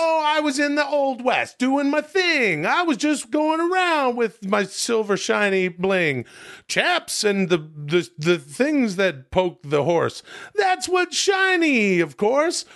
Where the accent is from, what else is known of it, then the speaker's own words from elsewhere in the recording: Canada; now in United States; I'm from Canada, where society is just a little bit different than it is here.